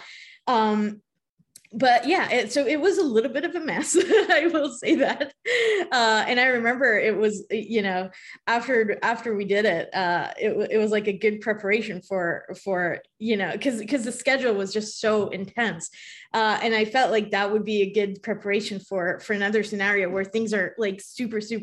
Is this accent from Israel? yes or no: yes; Israel; moved away; as a Hebrew speaker, I'm from Israel